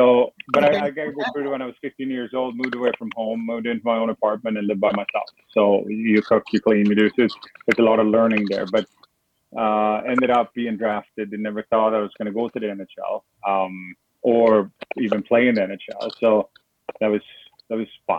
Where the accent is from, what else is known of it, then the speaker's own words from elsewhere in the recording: Sweden; now in Florida, United States; where I come from, where I was born in Sweden